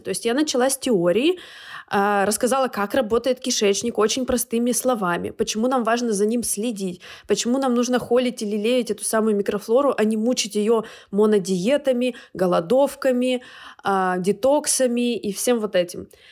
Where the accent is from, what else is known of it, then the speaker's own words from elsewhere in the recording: Urals, Russia; moved away; в нашей школе, я с Урала